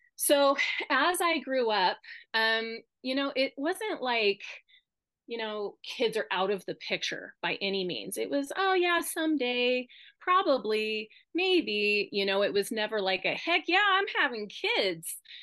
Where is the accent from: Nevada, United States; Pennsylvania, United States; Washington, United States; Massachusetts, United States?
Nevada, United States; Winnemucca; moved away as an adult; now in Reno, United States; we grew up in Winnemucca